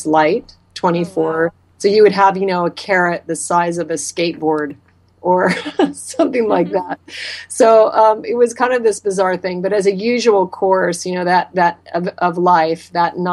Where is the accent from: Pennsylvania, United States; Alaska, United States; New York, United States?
Alaska, United States; moved away; I was raised in Alaska, and I grew up eating game meat that my father hunted and harvested for us